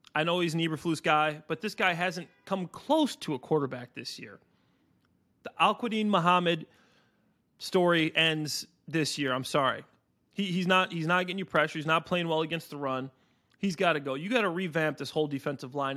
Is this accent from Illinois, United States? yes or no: yes; Chicago, Illinois, United States; I grew up a Bears fan. I'm from Chicago.